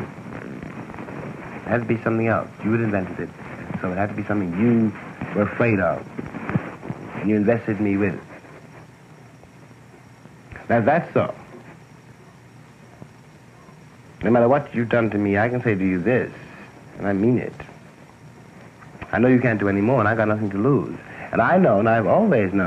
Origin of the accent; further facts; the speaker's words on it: New York, United States; I was born in Harlem. I was born in Harlem Hospital, I said. I was born in New York